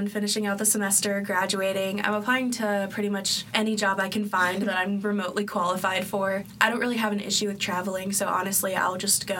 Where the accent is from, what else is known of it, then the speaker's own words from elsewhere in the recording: Columbus, Ohio, United States; I'm from the Columbus area